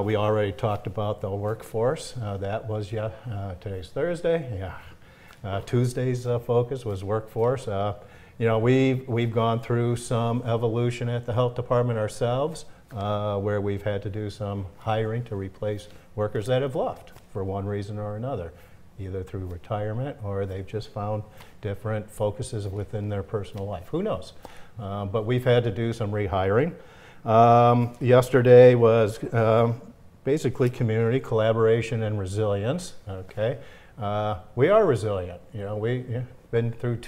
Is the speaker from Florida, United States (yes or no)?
no; St. Clair Shores, Michigan, United States; I grew up in the Detroit area, okay. St. Clair Shores